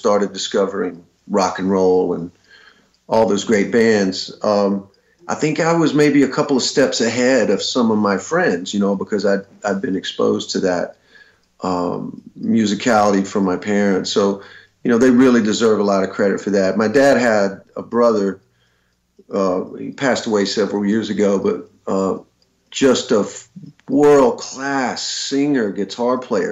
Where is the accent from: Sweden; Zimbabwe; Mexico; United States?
United States; Alabama; also born or lived in Birmingham, Alabama; I grew up in Alabama, and I had moved to Birmingham in the mid 80s